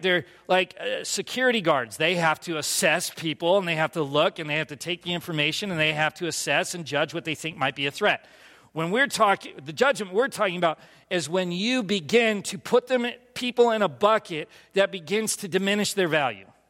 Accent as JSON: {"language": "English", "region": "California", "country": "United States", "tie": "born or raised there", "also_born_or_lived": "Philadelphia", "moved": "as an adult", "said": "I grew up in California"}